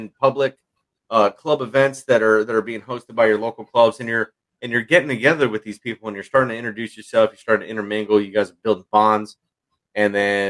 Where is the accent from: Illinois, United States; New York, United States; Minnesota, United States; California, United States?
California, United States; Southern; moved away; I come from Southern California